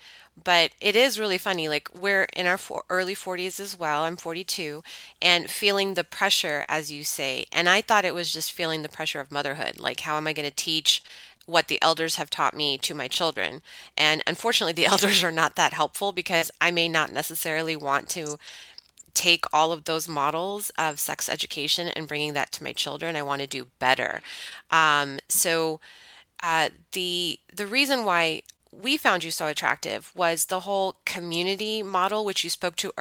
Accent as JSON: {"language": "English", "country": "United States", "tie": "born or raised there", "said": "born and raised in America"}